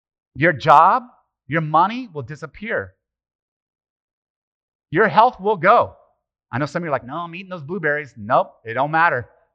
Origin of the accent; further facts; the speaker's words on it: Italy; born there; Well, it's just my family. I was born in Italy and all Italians.